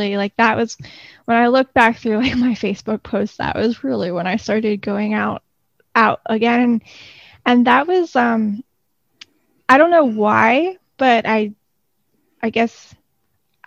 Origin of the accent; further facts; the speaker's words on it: Clearwater, Florida, United States; I grew up in Florida. I grew up in Clearwater on the Gulf Coast, and about 10 years ago, I moved to Central Florida. So I'm a Florida native.